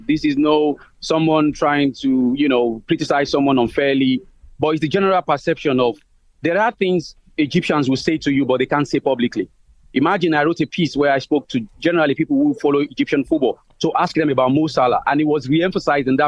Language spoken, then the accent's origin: English; Nigeria; As a Nigerian